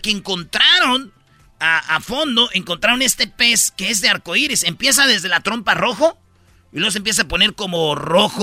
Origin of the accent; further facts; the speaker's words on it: Mexico; somos mexicanos